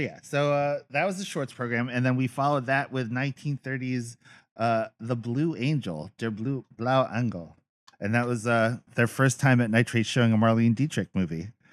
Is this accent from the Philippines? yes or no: yes; Philippines; As a Filipino man